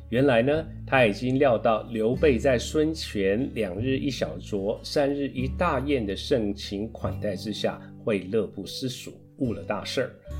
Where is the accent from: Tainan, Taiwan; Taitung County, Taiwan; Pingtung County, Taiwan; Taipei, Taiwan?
Tainan, Taiwan; 我是台南人，从小在台南长大